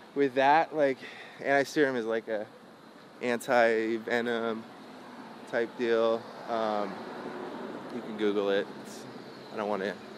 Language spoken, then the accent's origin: English; Santa Cruz, California, United States; also born or lived in Lexington, Kentucky / San Francisco Bay Area; I grew up in in in uh, Santa Cruz